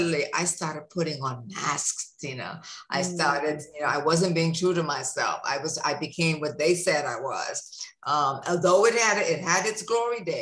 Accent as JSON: {"language": "English", "country": "Bahamas", "tie": "born or raised there", "said": "growing up in the Bahamas"}